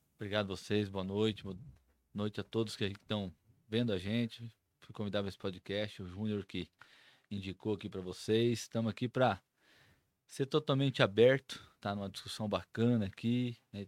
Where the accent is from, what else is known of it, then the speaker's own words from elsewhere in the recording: São Gabriel do Oeste, Mato Grosso do Sul, Brazil; Nascido e criado em São Gabriel do Oeste